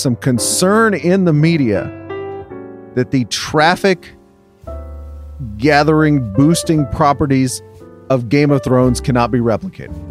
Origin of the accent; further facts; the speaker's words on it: England, United Kingdom; moved away; I'm coming from England